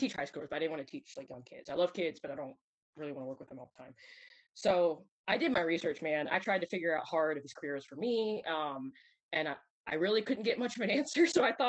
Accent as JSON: {"language": "English", "region": "Alabama", "country": "United States", "said": "And I told them, they're like, wait, you're from Alabama."}